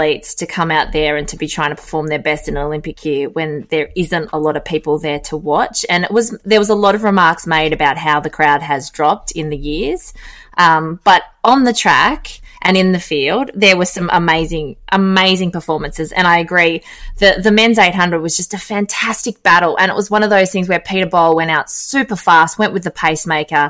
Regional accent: Australia; being Australian

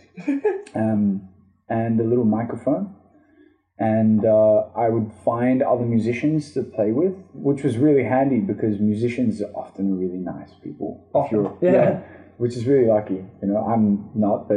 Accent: Sydney, New South Wales, Australia; also born or lived in Israel; I grew up in Australia's Bondi Beach

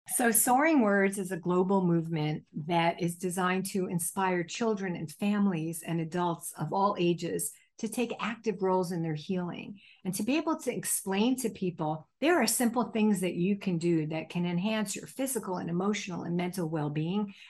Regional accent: New Jersey, United States; When I was a child growing up in New Jersey

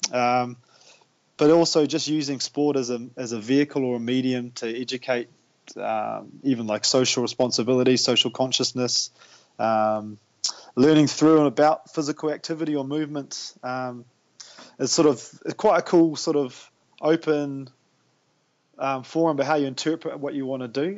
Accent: Tauranga, Bay of Plenty, New Zealand; now in Whakatane, New Zealand; I was actually born and raised in Tauranga, but I left there in 1999

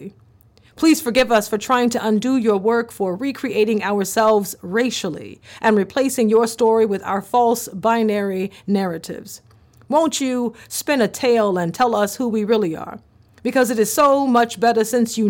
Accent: the South, United States; born or raised there

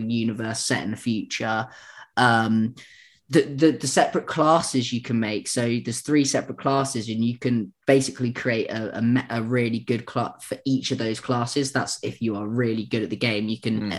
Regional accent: United Kingdom; being British

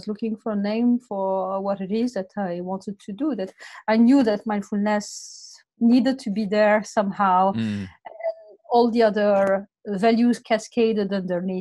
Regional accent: Morocco; moved away as an adult; also born or lived in France; now in Australia; I'm coming from Morocco, and I did a Master of Commerce in France, and then I came to Australia 20 years ago to do an MBA

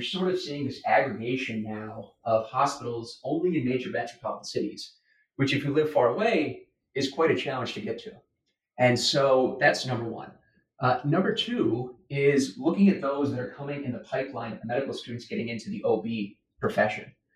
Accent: United States; as an American

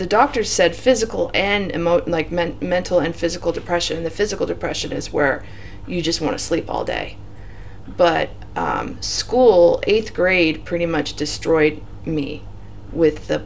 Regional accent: Torrance, California, United States; also born or lived in San Diego County, California; now in San Diego, United States; I'm from Torrance, California. I was born there in 1978, and we lived there until I was 35

